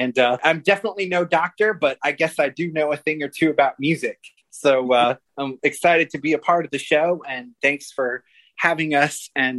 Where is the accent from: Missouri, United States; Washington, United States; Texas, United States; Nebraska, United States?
Texas, United States; Austin; born there; To start off, I was born in Austin, Texas in 1986.